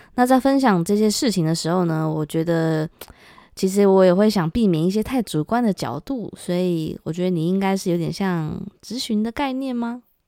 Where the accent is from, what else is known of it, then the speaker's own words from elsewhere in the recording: Taiwan; moved away as an adult; now in London, United Kingdom; 在台湾生活的时候，就我搬来这边